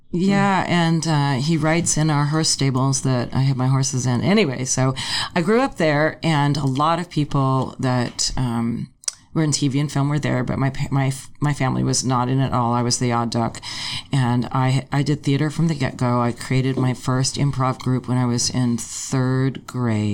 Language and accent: English; Los Angeles, California, United States; I grew up in Tarzana, in a suburb of okay. Los Angeles